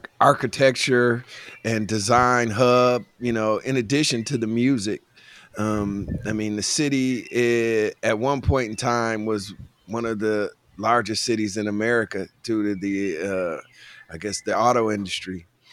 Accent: Detroit, Michigan, United States; born or raised there

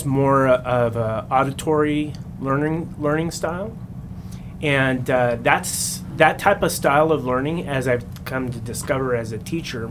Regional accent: Central California, United States; when I was growing up in Central California

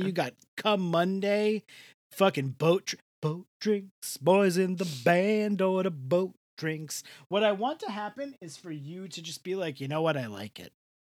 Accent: Rockaway, New York, United States; They filmed an episode in Rockaway, where I am from, my hometown.

